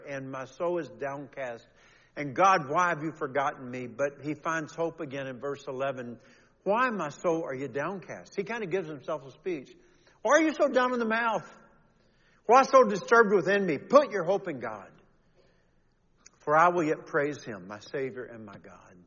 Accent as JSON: {"language": "English", "region": "Kentucky", "country": "United States", "tie": "born or raised there", "said": "all those years growing up in Kentucky"}